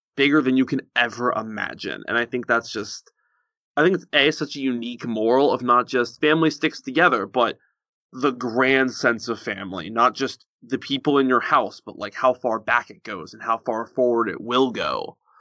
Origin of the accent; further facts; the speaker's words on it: United States; also born or lived in Virginia; I'm, I'm American.